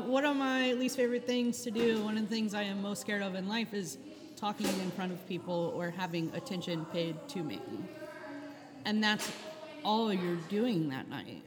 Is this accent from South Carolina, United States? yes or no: yes; Charleston, South Carolina, United States; now in New Orleans, United States; I grew up in Charleston, South Carolina, moved to New Orleans in 96